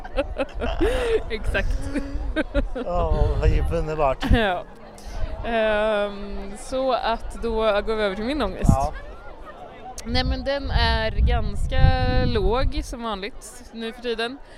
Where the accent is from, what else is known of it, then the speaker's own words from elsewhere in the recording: Västra Götaland, Sweden; min kompis Martin brukar alltid, när han ska vara västgötsk, vi är ju från Västergötland.